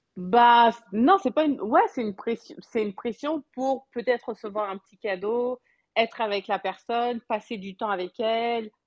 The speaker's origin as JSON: {"language": "French", "country": "France", "tie": "born or raised there", "also_born_or_lived": "Quebec, Canada", "moved": "yes", "lives_now": "Canada", "said": "j'ai grandi en France."}